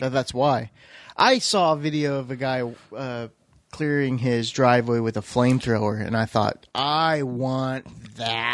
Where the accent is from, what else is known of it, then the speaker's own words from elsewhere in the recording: Iowa, United States; also born or lived in Missouri; now in Oklahoma, United States; growing up in Iowa